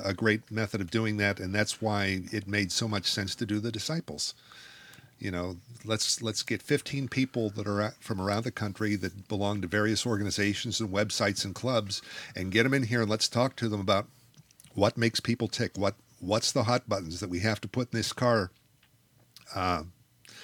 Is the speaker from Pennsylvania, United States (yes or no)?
yes; Mars, Pennsylvania, United States; I was from Mars, Pennsylvania